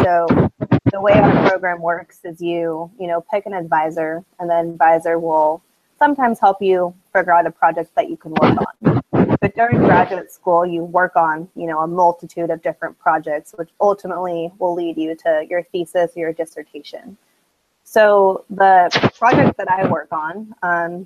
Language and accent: English; San Diego, California, United States; moved away as an adult; now in Mississippi, United States; I'm originally from San Diego, California